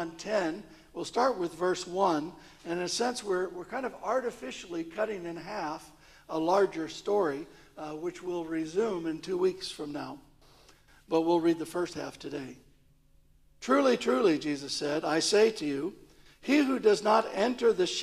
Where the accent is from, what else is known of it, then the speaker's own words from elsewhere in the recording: St. Louis, Missouri, United States; now in London, United Kingdom; growing up in St. Louis, in a city, I didn't really have much contact with sheep